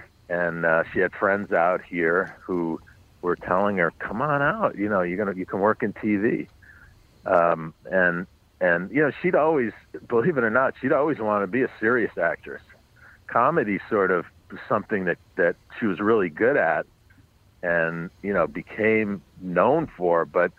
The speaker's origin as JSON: {"language": "English", "town": "New York City", "region": "New York", "country": "United States", "tie": "born or raised there", "said": "I grew up on the Upper West Side, but north of 96th Street, west 106th Street, which was we lived in a beautiful building, but it was a neighborhood that had been in decline."}